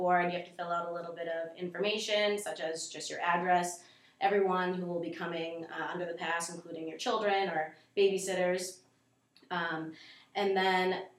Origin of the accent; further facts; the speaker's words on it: North Andover, Massachusetts, United States; now in Haverhill, United States; I grew up in North Andover, recently moved to Haverhill